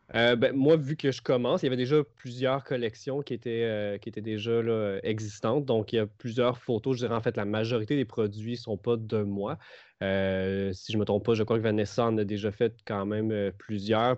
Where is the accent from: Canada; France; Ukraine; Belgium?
Canada; Trois-Rivières, Quebec; moved away as an adult; now in Montreal, Canada; Je viens de Trois-Rivières